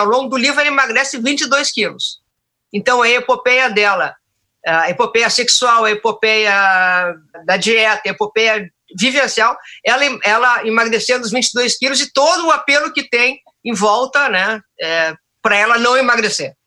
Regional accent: Porto Alegre, Rio Grande do Sul, Brazil; Nascida e criada no Bonfim

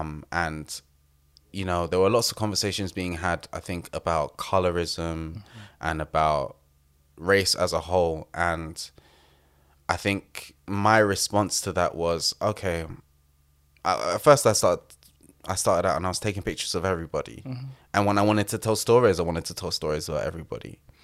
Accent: London, United Kingdom

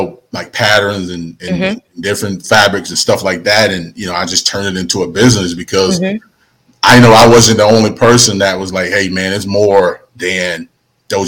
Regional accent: Prichard, Alabama, United States; moved away as an adult; also born or lived in Mobile, Alabama; now in Huntsville, United States; Grew up in Mobile, Alabama. So I'm a Mobile native by way of Huntsville.

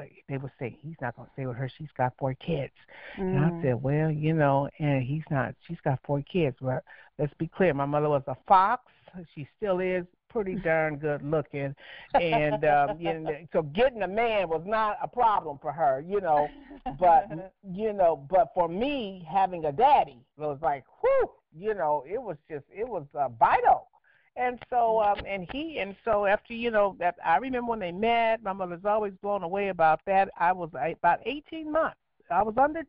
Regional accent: Los Angeles, California, United States; I'm from Los Angeles

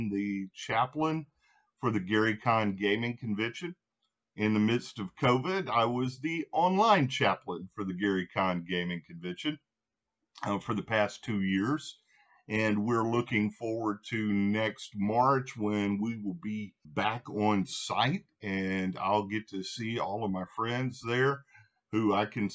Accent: Louisiana, United States; now in Nashville, United States; Originally, I am from Louisiana. I reside now in Nashville, Tennessee

